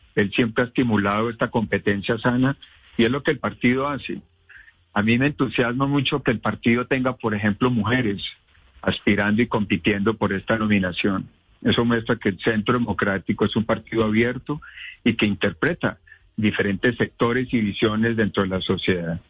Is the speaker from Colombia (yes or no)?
yes; Pensilvania, Caldas, Colombia; yo soy de Pensilvania Caldas, un pequeño pueblo, y me inicié como concejal y alcalde